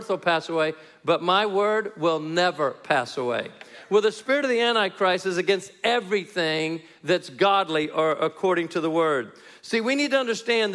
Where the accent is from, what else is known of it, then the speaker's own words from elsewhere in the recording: New Mexico, United States; I hail from the People's Republic of New Mexico, and it's a communist state in America